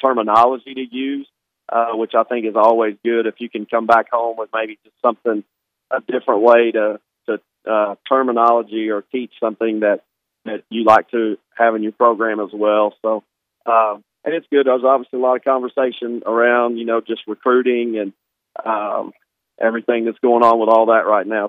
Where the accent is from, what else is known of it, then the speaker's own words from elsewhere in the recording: Arkansas, United States; I grew up in Arkansas